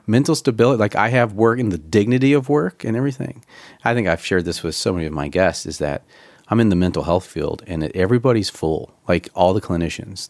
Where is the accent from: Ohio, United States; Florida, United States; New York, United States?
Ohio, United States; also born or lived in Woodridge; now in Chicagoland, United States; I'm a transplant from Ohio